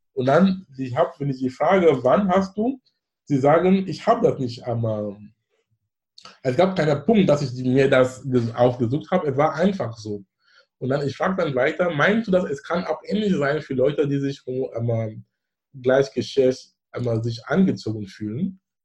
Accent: Bamenda, Northwest Region, Cameroon; German is a second language; now in Germany; wo ich herkomme, Bamenda

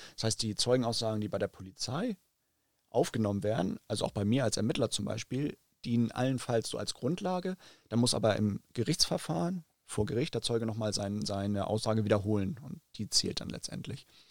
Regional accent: Hamburg, Germany; Also ich bin ja Hamburger, in Hamburg geboren, in Hamburg groß geworden und aufgewachsen

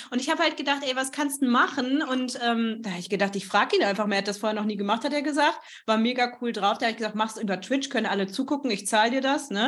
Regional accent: Bockenem, Lower Saxony, Germany; weil ich komme eigentlich aus Niedersachsen

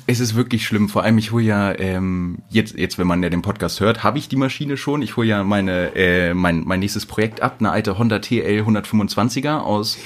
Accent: Wedemark, Lower Saxony, Germany; moved away as an adult; now in Hanover, Germany; Ich komme ursprünglich aus dem Speckgürtel von Hannover

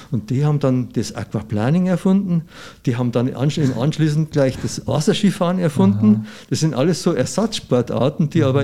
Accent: Bavaria, Germany; bei uns in Bayern gibt es ja da nichts

